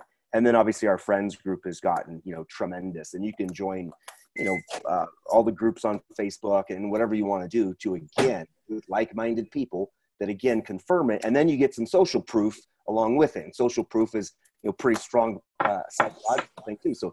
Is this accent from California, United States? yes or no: no; Portland, Oregon, United States; I grew up in Portland, so there's a lot of people on the way, way left